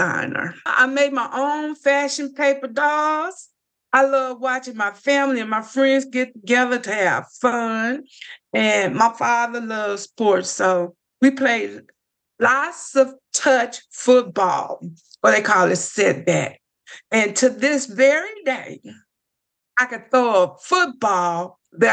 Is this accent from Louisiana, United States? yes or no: yes; Lake Providence, Louisiana, United States; I grew up here in Lake Providence